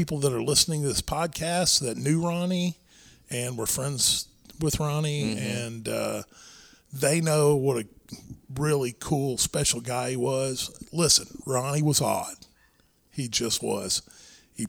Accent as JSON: {"language": "English", "town": "Irving", "region": "Texas", "country": "United States", "tie": "born or raised there", "said": "I managed a gym where we grew up in Irving, Texas."}